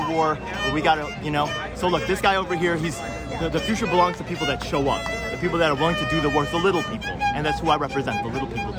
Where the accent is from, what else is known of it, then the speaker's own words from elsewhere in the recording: New York City, New York, United States; I'm actually in Ridgewood, Queens. I'm representing New York City. I'm Korean-American.